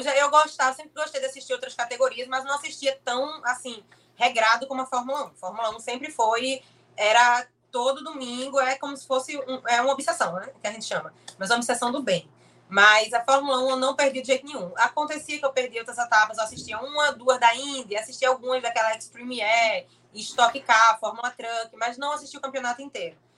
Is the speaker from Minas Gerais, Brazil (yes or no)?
no; Olinda, Pernambuco, Brazil; Eu tenho 25 anos, sou de Olinda, Pernambuco